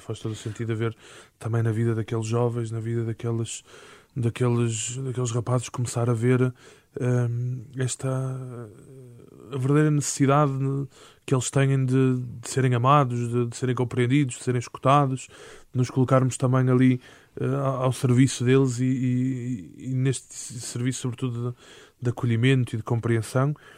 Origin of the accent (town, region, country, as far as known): Porto, Norte, Portugal; born or raised there; moved away as an adult; now in Lisbon, Portugal